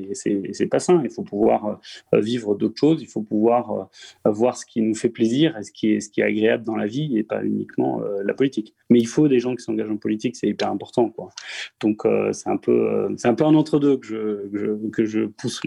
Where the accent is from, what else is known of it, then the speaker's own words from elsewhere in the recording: Strasbourg, Grand Est, France; je suis un natif de la Roberto, je fais toute, ma jeunesse à la Roberto